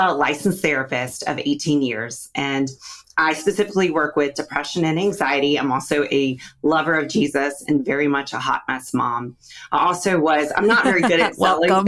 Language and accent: English; Raleigh, North Carolina, United States; also born or lived in Charlotte, North Carolina; I'm from Raleigh, North Carolina